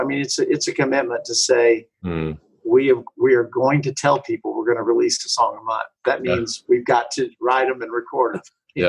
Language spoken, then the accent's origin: English; Texas, United States; I'm a Texan.